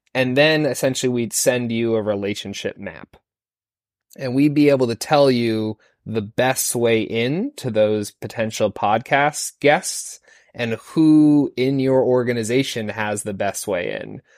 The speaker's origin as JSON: {"language": "English", "town": "Falmouth", "region": "Maine", "country": "United States", "tie": "born or raised there", "moved": "yes", "said": "I grew up in Falmouth, Maine"}